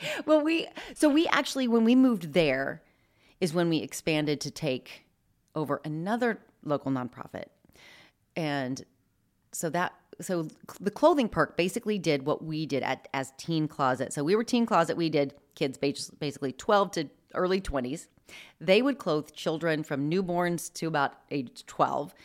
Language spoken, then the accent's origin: English; Midwest, United States; moved away as an adult; now in Spokane, United States; I grew up in the Midwest